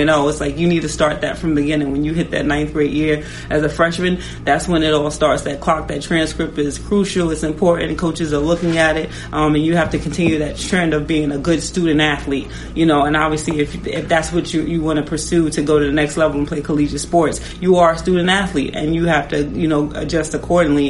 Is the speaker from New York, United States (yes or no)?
yes; New York, United States; now in Washington, D.C., United States; I am from New York